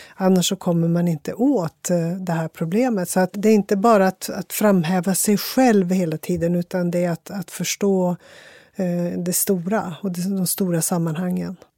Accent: Västerbotten County, Sweden; jag är ju västerbottning

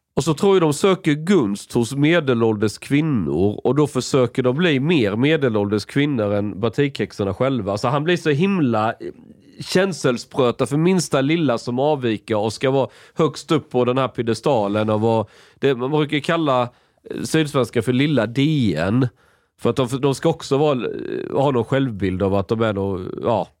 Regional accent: Skåne, Sweden; när jag växte upp i Skåne

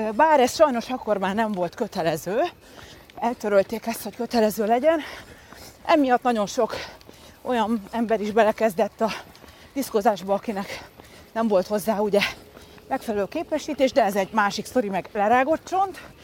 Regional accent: Budapest, Hungary; also born or lived in Szentendre, Hungary / Folsom, California, United States; Budapesten föl? születtem, Aha. tehát igazából fővárosi lány vagyok, de aztán később tinikoromban kiköltöztünk Szentendrére

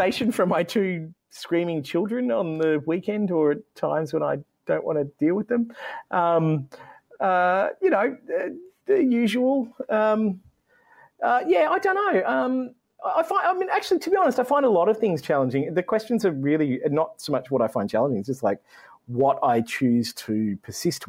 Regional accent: Newcastle, New South Wales, Australia; I grew up in Newcastle in the mid-90s.

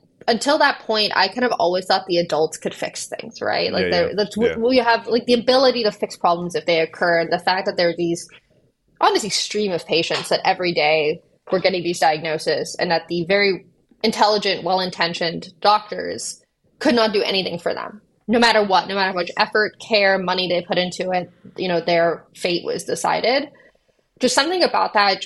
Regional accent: Austin, Texas, United States; moved away as an adult; also born or lived in Oxford, United Kingdom / San Francisco; I grew up in Austin

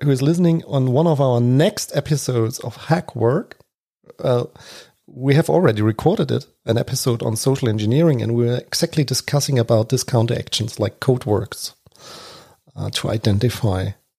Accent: Germany; because I'm from Germany.

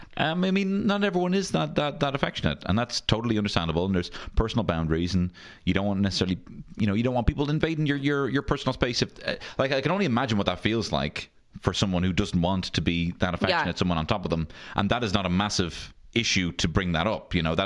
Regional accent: Dublin, Leinster, Ireland; I grew up on Griffith Avenue.

